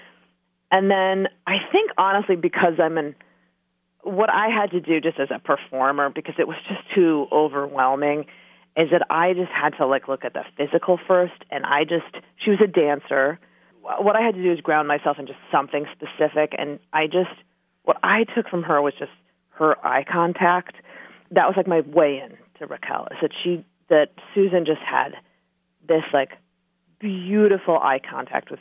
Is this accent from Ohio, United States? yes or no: yes; Ohio, United States; Growing up in Ohio